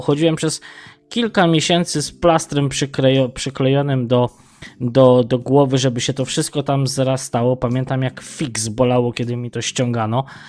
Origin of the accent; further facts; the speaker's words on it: Tarnów, Lesser Poland, Poland; Ja pochodzę z Tarnowa, dokładnie z Mościc